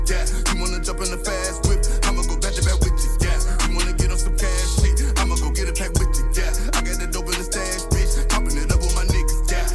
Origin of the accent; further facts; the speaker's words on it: Jamaica; I'm Jamaican